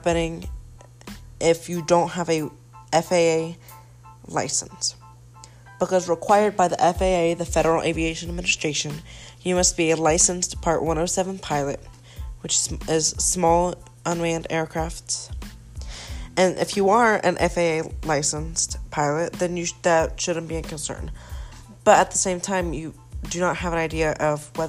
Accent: Atlanta, Georgia, United States; was born in Atlanta, Georgia. I prefer the city over the country, even though I lived in the country for quite some time. Then I moved for what is quite somewhat the city, which is kind of metro Atlanta.

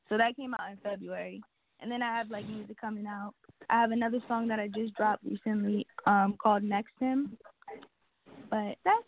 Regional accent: New Jersey, United States; now in Mount Pocono, United States; I'm from Jersey, but I live in PA.

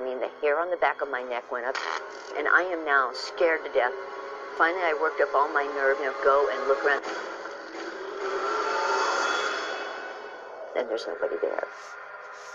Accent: Dallas, Texas, United States; my hometown of Dallas

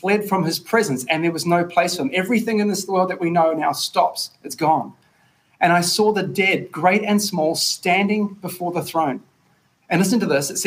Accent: Tauranga, Bay of Plenty, New Zealand; My hometown, Tauranga Boys College

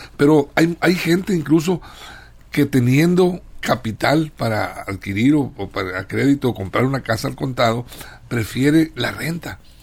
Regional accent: Mexico; also born or lived in Sinaloa; el 30% de la población de 103 millones que somos mexicanos

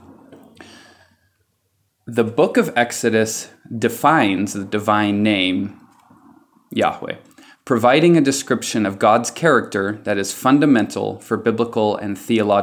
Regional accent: California, United States; moved away as an adult; now in Amman, Jordan; I grew up in California

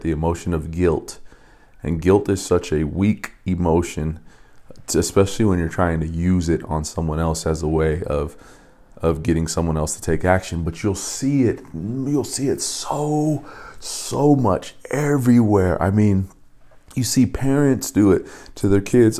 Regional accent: Las Vegas, Nevada, United States; when I was in high school, I grew up in Vegas

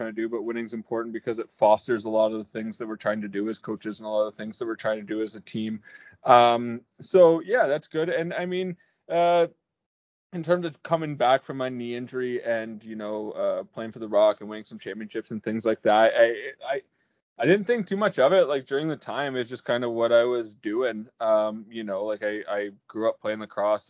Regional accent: Peterborough, Ontario, Canada; born or raised there

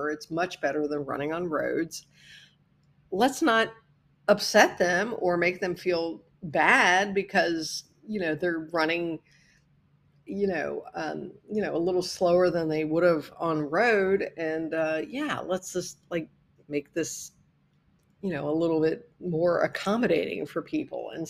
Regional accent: Midwest, United States; And as a Midwesterner, it was so weird for me

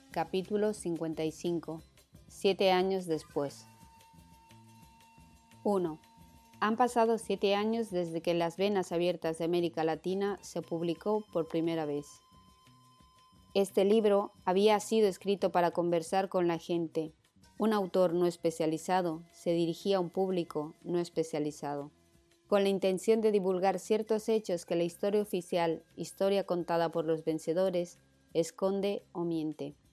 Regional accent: Uruguay; las venas no puede circular en mi país, Uruguay, ni en Chile, y en la Argentina las autoridades lo denunciaron en la televisión y los diarios

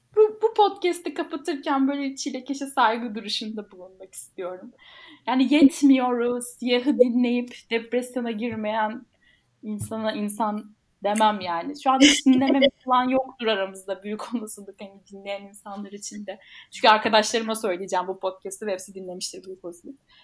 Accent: Malatya, Turkey; Malatyalıyım bu arada.

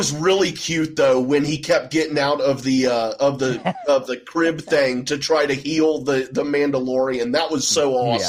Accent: Ohio, United States; Because I'm from Ohio. I'm from outside of Dayton, so you know Cincinnati, dude.

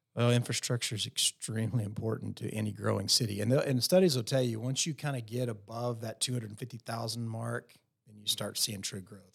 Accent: Post, Texas, United States; now in Lubbock, United States; growing up in Post Texas, uh, you know, small town kid

